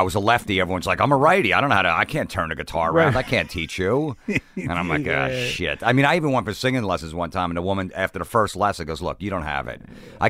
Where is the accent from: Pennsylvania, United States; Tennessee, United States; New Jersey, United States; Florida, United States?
New Jersey, United States; Old Bridge; New Jersey, Old Bridge, about 45 minutes south of...